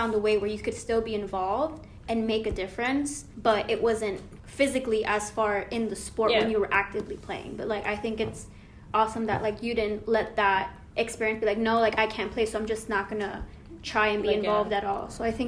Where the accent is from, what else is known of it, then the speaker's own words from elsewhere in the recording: Guayaquil, Guayas, Ecuador; Yeah. I'm actually from Guayaquil, which is...